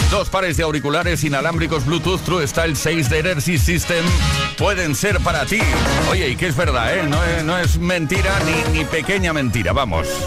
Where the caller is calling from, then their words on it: Madrid, Community of Madrid, Spain; de Madrid.